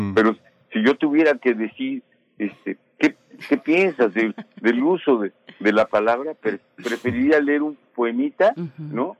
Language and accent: Spanish; Mexico; somos mexicanos